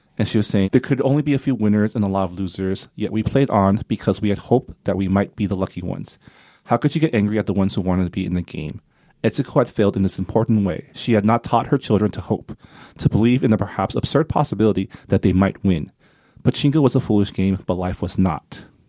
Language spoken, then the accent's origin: English; Canada; now in United States; I have a green card, 'cause I'm Canadian